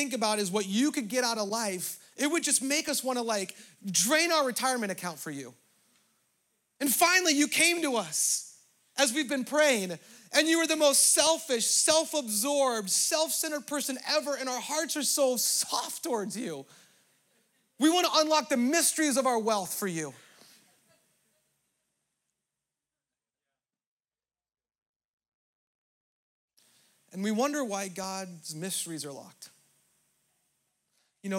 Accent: Southern California, United States; as a American, for me, white privileged, Southern California person

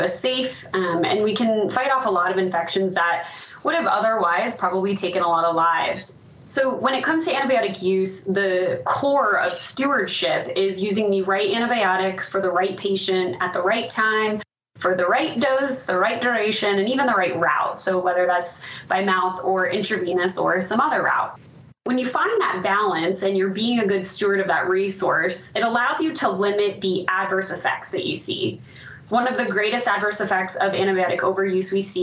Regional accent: Ohio, United States; moved away as an adult; also born or lived in Orlando, Florida; now in Denver, United States; Born and raised in Ohio

